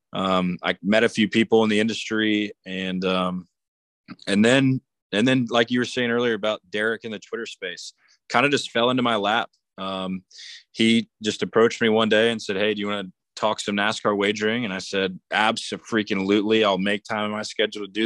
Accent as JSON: {"language": "English", "town": "Jacksonville", "region": "Florida", "country": "United States", "said": "I'm from Jacksonville, Florida, right up the road from Daytona, about an hour and a half"}